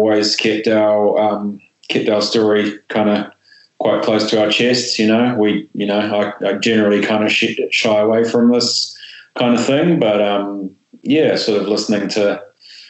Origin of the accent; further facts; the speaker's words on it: Auckland, New Zealand; I grew up in Ponsonby, which is a pretty sort of central suburb.